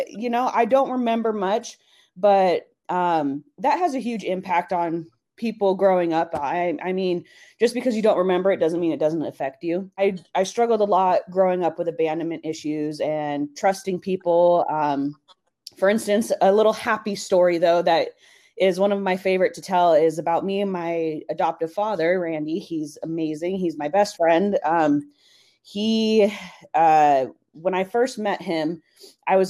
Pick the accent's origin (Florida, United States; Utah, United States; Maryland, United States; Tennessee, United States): Utah, United States; Salt Lake City; moved away as an adult; also born or lived in El Paso, Texas / Oregon; now in Arizona, United States; I grew up in Salt Lake my whole life, 18 years until college